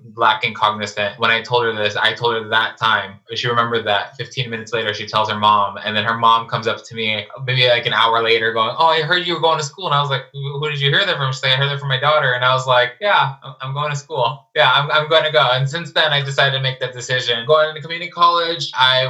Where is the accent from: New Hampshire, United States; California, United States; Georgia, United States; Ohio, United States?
California, United States; Los Angeles; I'm from Los Angeles